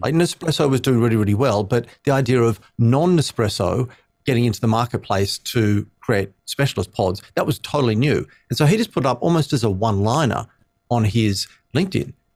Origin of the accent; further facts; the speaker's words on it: Sydney, New South Wales, Australia; I grew up in Sydney, so, uh, Aussie born and bred